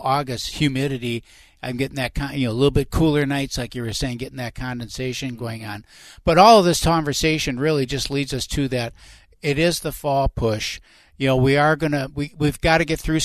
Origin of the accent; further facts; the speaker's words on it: Winona, Minnesota, United States; I grew up in Winona, Minnesota, down along the river bottoms